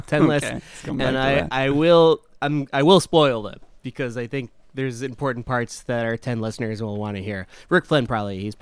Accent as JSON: {"language": "English", "region": "Midwest", "country": "United States", "said": "we're from the Midwest"}